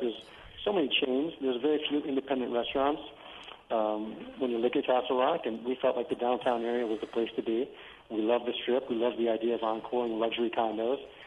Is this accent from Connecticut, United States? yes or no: yes; New Haven, Connecticut, United States; moved away; also born or lived in Denver; our New Haven youth growing up in New Haven eating at Sally's Pizza